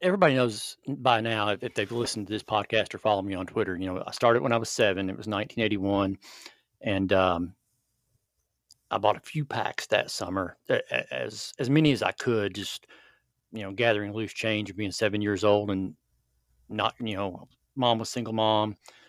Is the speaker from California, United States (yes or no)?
no; Kentucky, United States; I grew up in Central Kentucky in the 80s. Tobacco was still king.